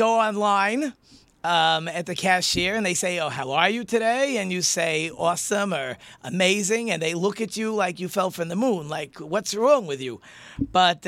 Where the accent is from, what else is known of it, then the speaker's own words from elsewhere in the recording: Hornell, New York, United States; moved away; I grew up in upstate New York.